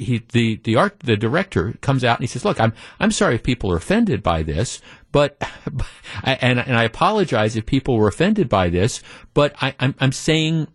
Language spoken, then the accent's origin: English; Wisconsin, United States; we're from Wisconsin